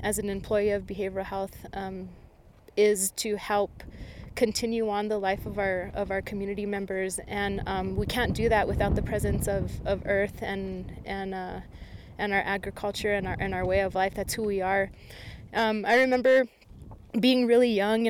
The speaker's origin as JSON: {"language": "English", "town": "Isleta Pueblo", "region": "New Mexico", "country": "United States", "said": "I'm from the Pueblo of Isleta"}